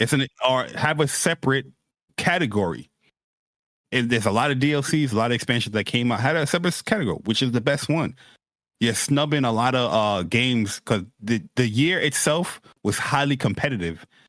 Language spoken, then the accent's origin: English; New York, United States; me and Persona, we, we're, we're New Yorker dudes